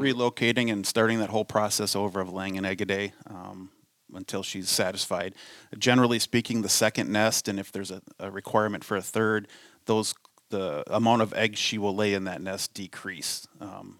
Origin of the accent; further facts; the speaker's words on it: Delano, Minnesota, United States; also born or lived in Cold Spring, Minnesota; I grew up in Delano, Minnesota